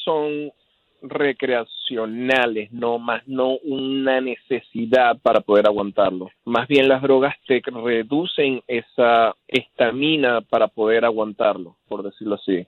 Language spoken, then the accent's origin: Spanish; Venezuela; moved away as an adult; also born or lived in Seattle; cuando estaba creciendo como un adolescente en Venezuela